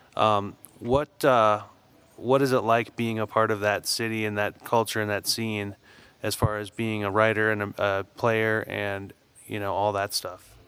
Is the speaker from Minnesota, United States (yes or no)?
yes; Saint Paul, Minnesota, United States; I grew up in St. Paul, Minnesota